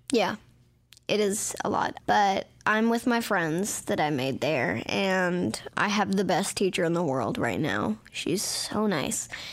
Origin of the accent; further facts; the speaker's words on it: Beverly Hills, California, United States; I was born in Beverly Hills